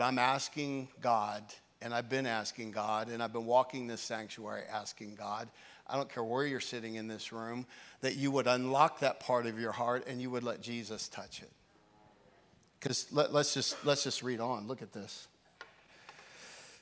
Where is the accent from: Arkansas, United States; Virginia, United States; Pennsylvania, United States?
Pennsylvania, United States; York; York, Pennsylvania, my hometown.